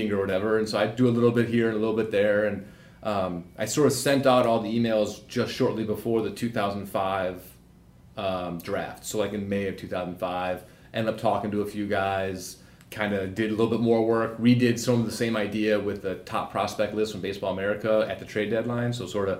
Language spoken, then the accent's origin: English; Chicago, Illinois, United States; I grew up in Chicago